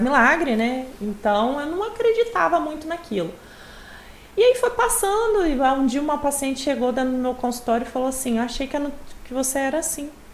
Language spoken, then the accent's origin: Portuguese; Venda Nova do Imigrante, Espírito Santo, Brazil; also born or lived in Rio de Janeiro; eu sou de Venda Nova do Imigrante, uma cidade perto daqui. É, moro lá desde pequena, só saio para estudar